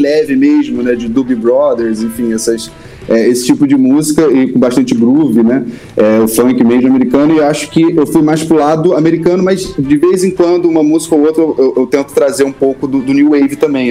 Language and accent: Portuguese; Rio de Janeiro, Brazil; Sou tijucano, né? tijucano desde o início